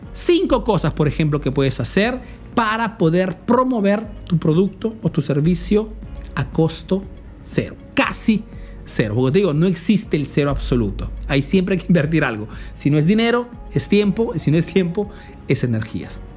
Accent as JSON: {"language": "Spanish", "country": "Peru", "moved": "yes", "lives_now": "Italy", "said": "soy un emprendedor peruano que vive, hace negocio en Italia"}